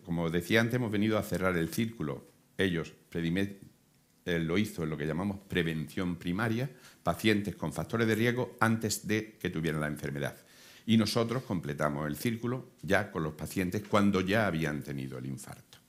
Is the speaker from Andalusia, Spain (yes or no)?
yes; Córdoba, Andalusia, Spain; yo vengo de Córdoba